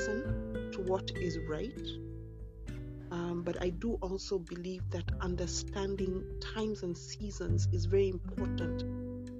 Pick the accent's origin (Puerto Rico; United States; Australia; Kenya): Kenya; also born or lived in United Kingdom; I am British born but Kenyan raised